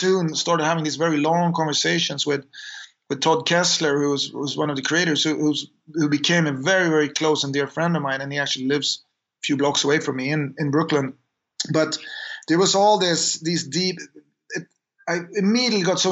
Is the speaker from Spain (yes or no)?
no; Sweden; we grew up in Sweden